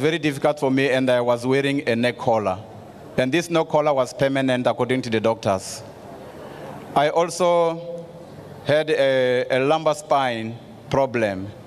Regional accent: South Africa; from South Africa

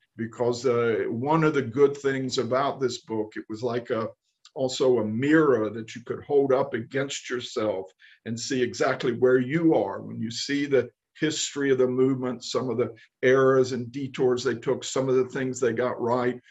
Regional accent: the Bible Belt, Southern United States, United States; moved away as an adult; now in Israel; I grew up in the Bible Belt.

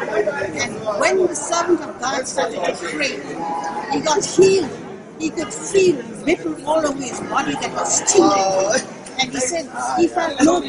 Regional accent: South Africa; I'm from South Africa.

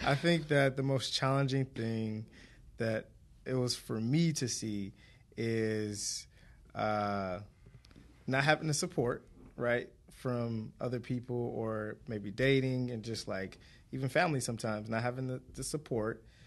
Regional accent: Detroit, Michigan, United States; born and raised in Detroit

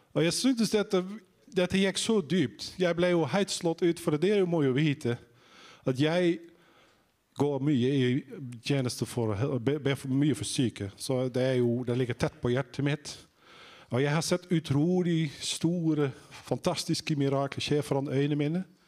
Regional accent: Netherlands; now in Sandnes, Norway; hvis dere lurer på om jeg er fra Island Nei, det er jeg ikke. Jeg er fra Nederland

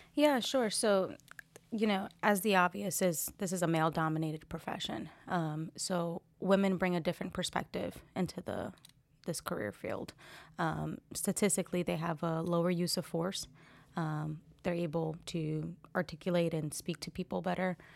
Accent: New Jersey, United States; moved away as an adult; also born or lived in Fort Liberty, North Carolina; now in Fayetteville, United States; I'm originally from Jersey.

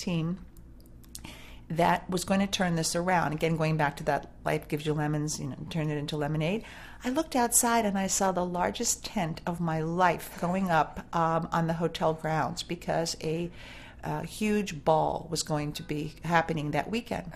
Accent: New York, United States; moved away; also born or lived in California / Boston; I grew up in New York

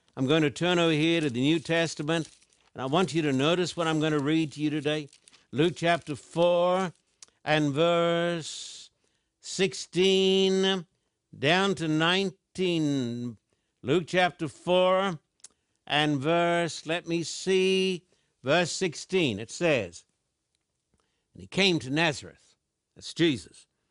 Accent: Australia; I was brought up in Australian

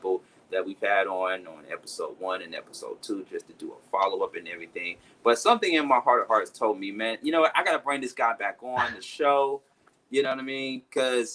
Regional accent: Atlanta, Georgia, United States; my hometown, of course, ATL, Atlanta

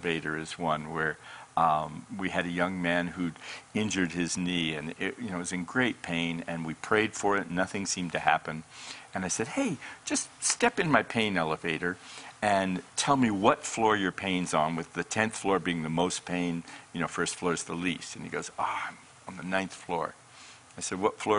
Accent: Colorado, United States; moved away as an adult; now in Redding, United States; I'm from Colorado. I was in the mountains of Colorado

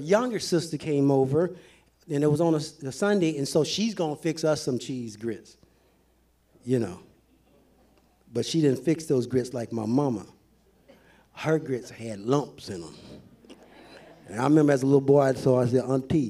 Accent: the South, United States; I'm from the South. My mama used to make some awesome cheese grits

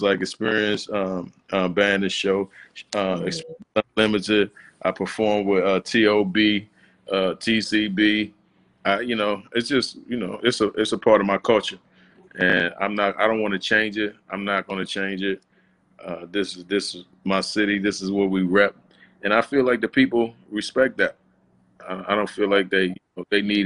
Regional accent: Washington, District of Columbia, United States; I was born in DC General Hospital. I went to Holy Redeemer. I grew up in Tyler House

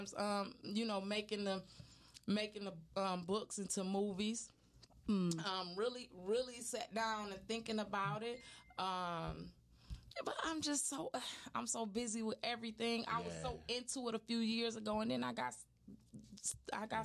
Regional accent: Detroit, Michigan, United States; I grew up on Linwood in Monterey

